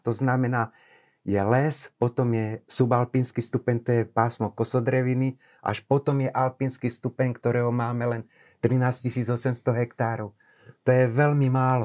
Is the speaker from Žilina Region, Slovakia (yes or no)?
yes; Bobrovec, Žilina Region, Slovakia; also born or lived in Nitra; pochádzam z Liptova, z dediny Bobrovec. Je to pod úpetím západných Tatier, moje rodné doliny